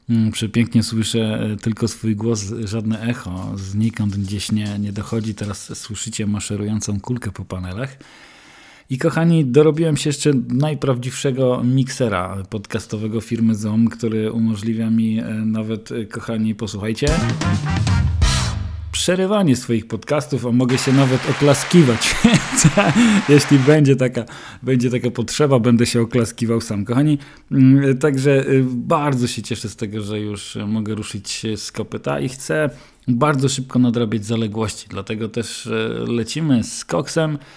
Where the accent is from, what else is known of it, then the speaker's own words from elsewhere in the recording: Głowno, Łódź Voivodeship, Poland; Ja się wychowałem na ulicy Kopernika no, do zeszłego roku, tam mieszkałem do grudnia i też chodziłem do szkoły na ulicy Kopernika Mikołaja Kopernika do mojej ukochanej dwójki